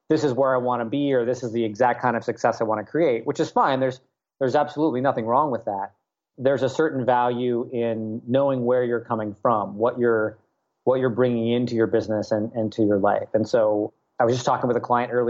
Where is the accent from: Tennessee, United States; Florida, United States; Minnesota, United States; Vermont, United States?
Tennessee, United States; Nashville; moved away as an adult; also born or lived in Washington, D.C. / Portland, Oregon; I grew up in Nashville, went to college at George Washington University